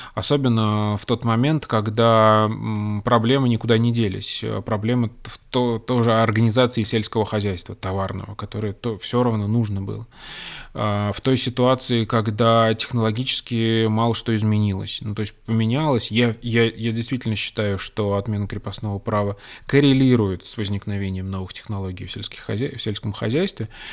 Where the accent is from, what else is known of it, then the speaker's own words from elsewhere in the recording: Russia; я родился в России